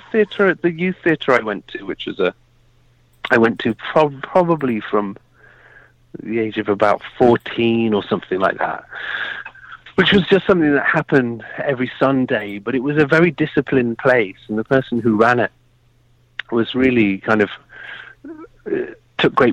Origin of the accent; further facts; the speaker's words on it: Birmingham, West Midlands, United Kingdom; now in London, United Kingdom; originally, I'm from Birmingham in the UK. So the center, the middle of the country.